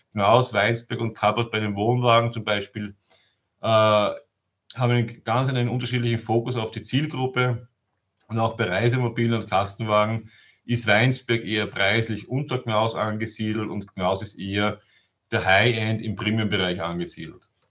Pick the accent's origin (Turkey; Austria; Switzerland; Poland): Austria; Vienna; moved away as an adult; now in Germany; Ich bin gebürtiger Wiener und lebe seit zehn Jahren in Deutschland